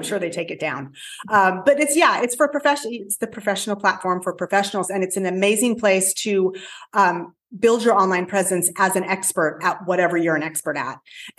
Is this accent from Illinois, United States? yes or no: no; Santa Cruz, California, United States; now in Portugal; Santa Cruz, California.